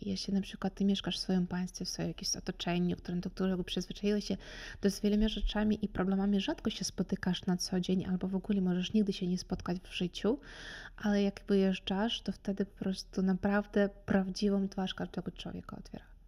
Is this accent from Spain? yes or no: no; Kherson, Kherson Oblast, Ukraine; Polish is a second language; moved away as an adult; now in Opole, Poland; pochodzę z Hersonia, to jest Czarne Morze